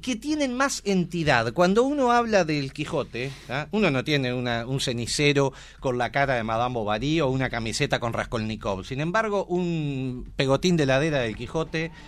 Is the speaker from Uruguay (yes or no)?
yes; Trinidad, Flores, Uruguay; Yo soy de Trinidad.